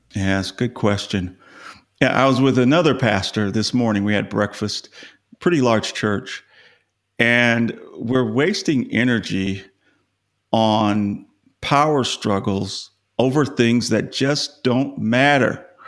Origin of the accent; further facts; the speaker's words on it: Los Angeles, California, United States; now in Dallas, United States; I grew up in Los Angeles